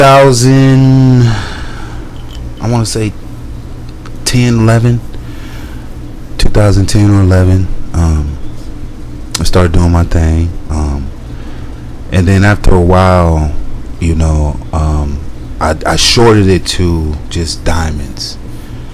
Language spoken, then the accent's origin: English; Lincoln, Nebraska, United States; now in Colorado, United States; I'm originally from Nebraska